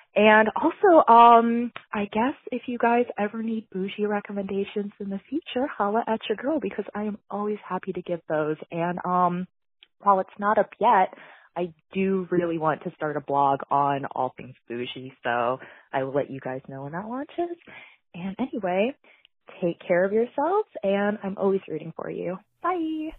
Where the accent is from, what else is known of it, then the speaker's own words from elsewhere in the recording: Florida, United States; now in Chicago, United States; I'm originally from Florida